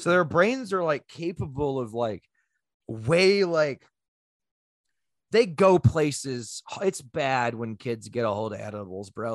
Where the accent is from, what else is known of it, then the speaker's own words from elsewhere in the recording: United States; I am a loud, sloppy American